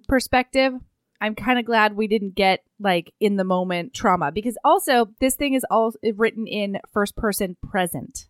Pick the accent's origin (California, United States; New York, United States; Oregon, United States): Oregon, United States; my house growing up in Oregon